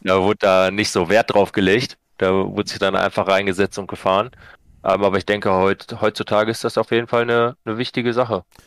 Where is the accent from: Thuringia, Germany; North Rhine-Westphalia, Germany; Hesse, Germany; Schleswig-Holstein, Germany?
North Rhine-Westphalia, Germany; Sauerland; komme aus dem schönen Sauerland